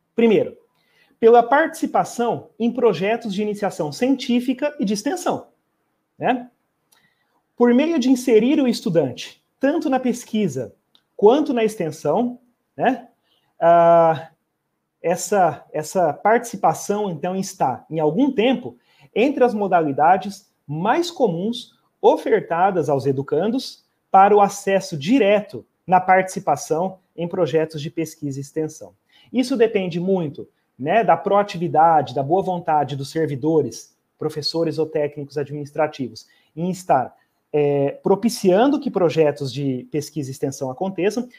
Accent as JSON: {"language": "Portuguese", "town": "Campo Grande", "region": "Mato Grosso do Sul", "country": "Brazil", "tie": "born or raised there", "also_born_or_lived": "Umuarama, Paraná / Ponta Porã, Mato Grosso do Sul", "said": "eu sou natural da cidade de Umuarama, é, mas eu morei pouco tempo no estado do Paraná e, e praticamente uns 3, 4 anos de idade, eu vim para o interior do Mato Grosso do Sul e resido em Campo Grande desde pequeno"}